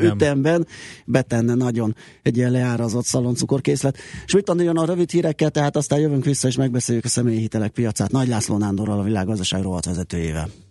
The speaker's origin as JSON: {"language": "Hungarian", "region": "Budapest", "country": "Hungary", "tie": "born or raised there", "said": "a Király utcában nőttem föl"}